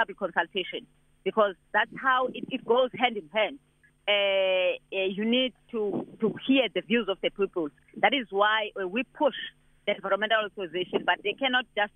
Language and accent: English; South Africa; as South African